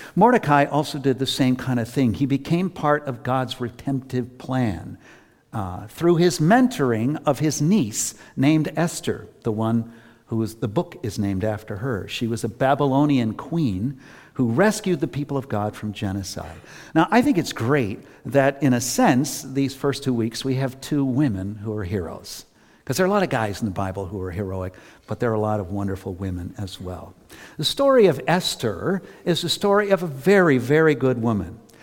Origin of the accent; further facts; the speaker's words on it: Worcester, Massachusetts, United States; I've always lived in Massachusetts, except for a short time when I was at seminary. I grew up in Worcester